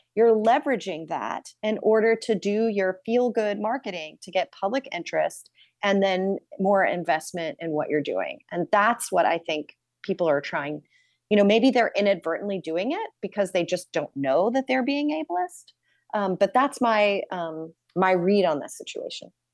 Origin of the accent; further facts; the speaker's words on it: New York City, New York, United States; as a New Yorker